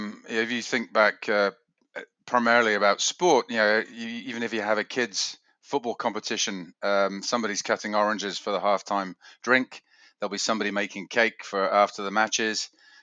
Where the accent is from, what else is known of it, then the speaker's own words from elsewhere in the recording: England, United Kingdom; also born or lived in Switzerland; 59 years old, and I am English Swiss.